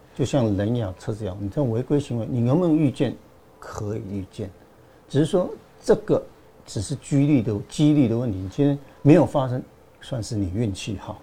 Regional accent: Meinong, Kaohsiung, Taiwan; 我在家乡美浓

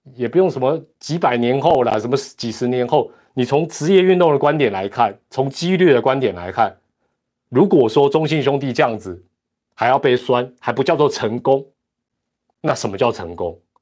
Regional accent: Taiwan; 这是我们台湾人的一个骄傲

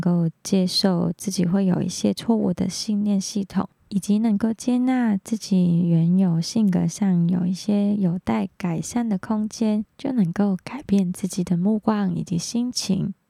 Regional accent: Hong Kong; moved away as an adult; now in Taiwan; 我来自香港

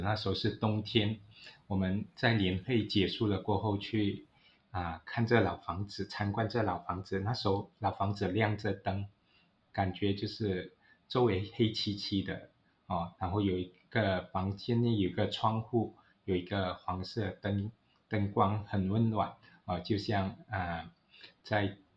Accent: Malaysia; 我父亲来自中国，我是移民的第二代，啊，嗯，所以我们在寻求一个身份的认同的时候，就要，啊，找寻，身为马来西亚华人

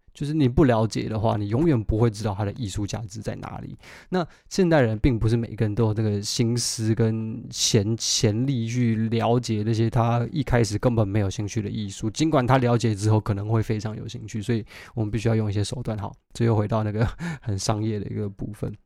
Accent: Taiwan; moved away as an adult; now in London, United Kingdom; 我在台湾长大啊

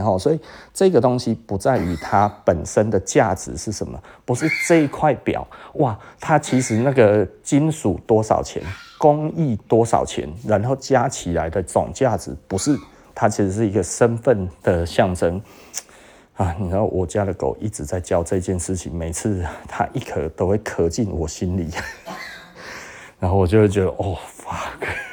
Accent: Taiwan; 我们台湾人骄傲的台湾人，骄傲的台湾人

